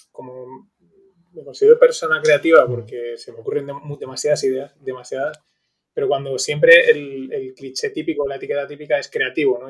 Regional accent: Valencian Community, Spain; donde somos, de Valencia

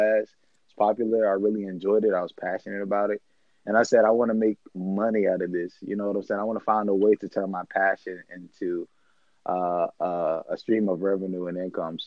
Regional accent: Raleigh, North Carolina, United States; I'm from Raleigh, North Carolina

